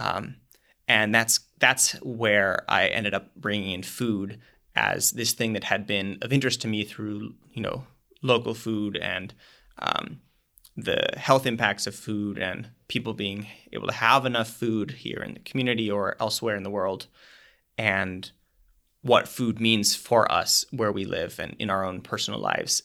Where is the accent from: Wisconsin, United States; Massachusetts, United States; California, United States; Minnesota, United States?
Minnesota, United States; I'm from Minnesota